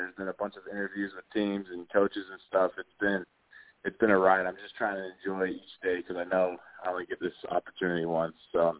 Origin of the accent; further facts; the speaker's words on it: Utah, United States; I grew up in Utah watching BYU football